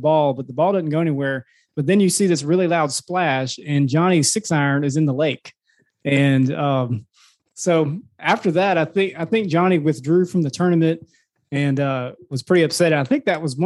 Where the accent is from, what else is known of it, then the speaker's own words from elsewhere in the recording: Madison, Mississippi, United States; we're from Madison